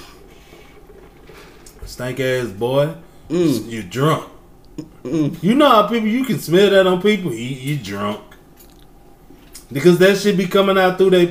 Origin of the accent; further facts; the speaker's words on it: East Texas, United States; I'm from Texas. East Texas